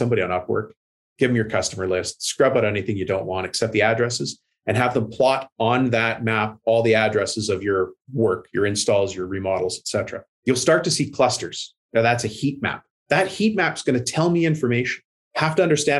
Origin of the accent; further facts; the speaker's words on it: Canada; I'm Canadian